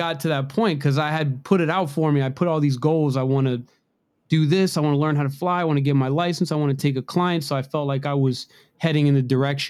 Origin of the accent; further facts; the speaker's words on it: Maryland, United States; I live in Rockville, Maryland. I'm from, I'm right from around the Washington, D.C. metro area, although heavily regulated. I like it out here. It's nice.